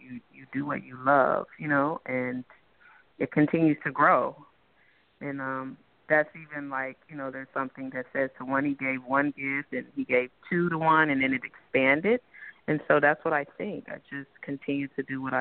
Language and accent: English; Dallas, Texas, United States; moved away as an adult; I'm originally from Texas, and I moved out here to pursue acting